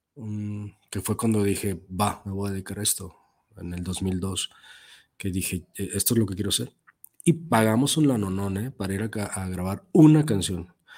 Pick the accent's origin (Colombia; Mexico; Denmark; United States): Mexico